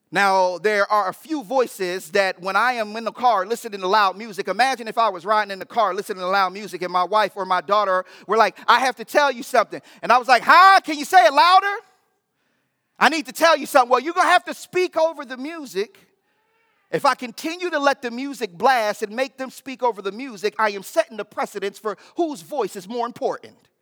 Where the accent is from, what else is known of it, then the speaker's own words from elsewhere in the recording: United States; as American Christians